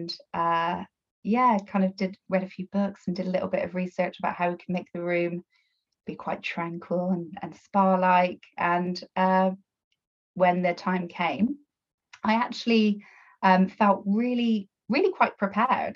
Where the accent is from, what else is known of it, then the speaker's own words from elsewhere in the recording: Bristol, South West England, United Kingdom; accent: Bristolian twang; now in Somerset, United Kingdom; I'm from Bristol, so probably got a bit of a Bristolian twang there